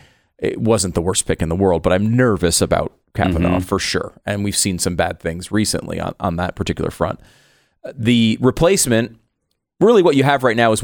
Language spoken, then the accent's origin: English; Tarrytown, New York, United States; I was born in Tarrytown, New York.